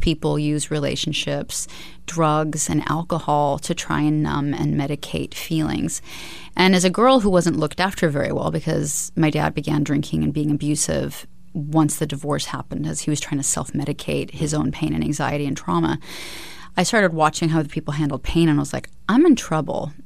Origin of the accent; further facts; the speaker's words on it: Alaska, United States; I was raised in Alaska.